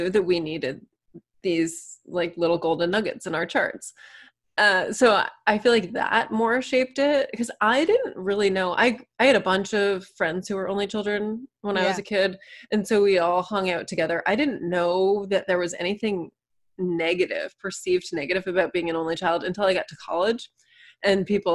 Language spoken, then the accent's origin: English; Manchester-by-the-Sea, Massachusetts, United States; I'm from the other Cape Ann, Manchester, Mass is where my story begins